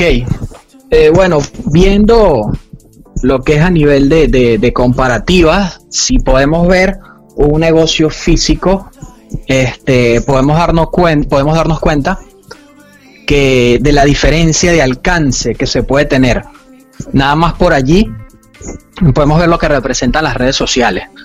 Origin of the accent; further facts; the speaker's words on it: Venezuela; now in Panama; soy de Venezuela